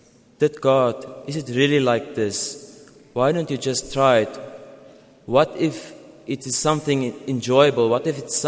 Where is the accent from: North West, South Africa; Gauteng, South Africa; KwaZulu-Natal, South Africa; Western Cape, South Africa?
Gauteng, South Africa; Pretoria; I come from Pretoria.